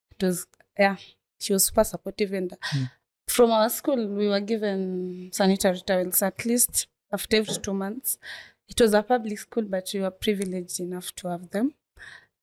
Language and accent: English; Nairobi, Kenya; from Korokocho Inua Dado Foundation